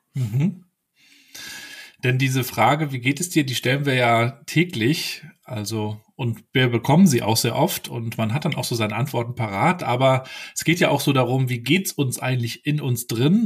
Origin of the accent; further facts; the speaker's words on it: Mecklenburg-Vorpommern, Germany; also born or lived in Rostock; ich aus Mecklenburg-Vorpommern.